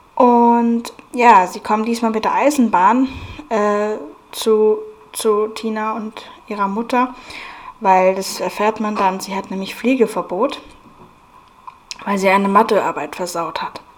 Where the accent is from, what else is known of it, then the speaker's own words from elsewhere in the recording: Munich, Bavaria, Germany; also born or lived in Aschaffenburg; dann später sind wir nach München umgezogen. Da war ich dann sieben Jahre alt und habe von da an dann in München gelebt